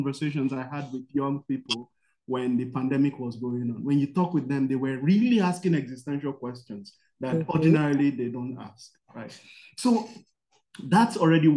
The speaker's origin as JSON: {"language": "English", "country": "Nigeria", "said": "I'm from Nigeria"}